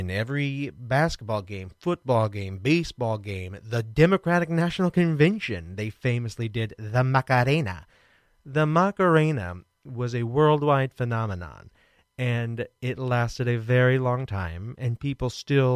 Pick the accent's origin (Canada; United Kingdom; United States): United States; Kansas City, Missouri; I'm from Kansas City